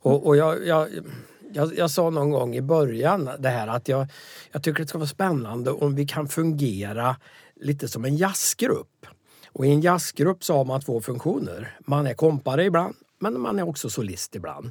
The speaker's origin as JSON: {"language": "Swedish", "region": "Värmland", "country": "Sweden", "tie": "born or raised there", "also_born_or_lived": "Västerbotten (Southern Sami area)", "said": "Sen råkar jag ha bott i Värmland sedan jag var sju år så att jag är ju också värmlänning"}